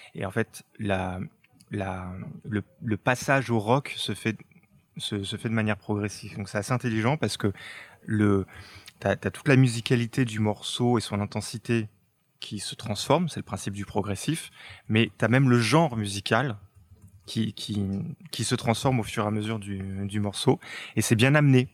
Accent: France; chez nous en France

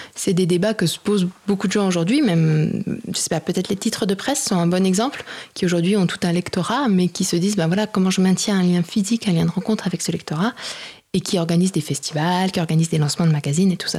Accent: Besançon, Bourgogne-Franche-Comté, France; also born or lived in Lyon / Mali / Mexico / Argentina; now in Paris, France; Je suis de Besançon à l'origine

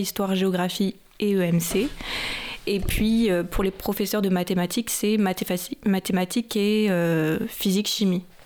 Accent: Chinon, Centre-Val de Loire, France; moved away as an adult; also born or lived in Tours; now in Paris region, France; j'ai fait mes études à Tours et je viens de Chinon

